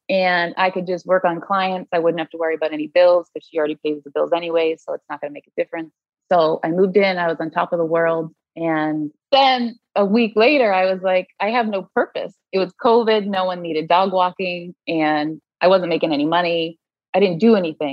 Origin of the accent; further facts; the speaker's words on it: Massachusetts, United States; moved away as an adult; now in Connecticut, United States; I am from Massachusetts. I moved down to Connecticut to live closer to a girlfriend probably like 3-4 years ago